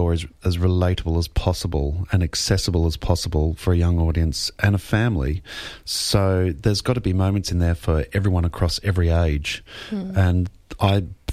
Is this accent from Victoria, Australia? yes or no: yes; Melbourne, Victoria, Australia; it's my hometown in Melbourne